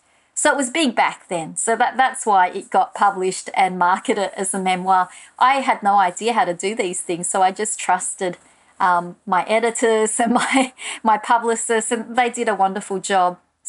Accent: Australia; So that was part and parcel of being an Australian writer, not even necessarily an immigrant writer or a writer of colour.

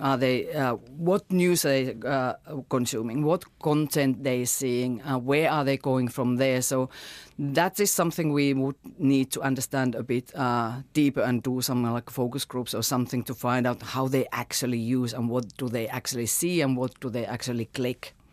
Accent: Finland; now in New Zealand; my home country, Finland

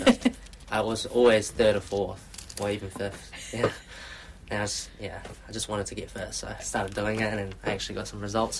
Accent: Queenstown, Otago, New Zealand; moved away as an adult; also born or lived in Invercargill; now in Auckland, New Zealand; So I grew up in Queenstown. I was born in Invercargill, down south. Went to primary school, high school, all in Queenstown as well

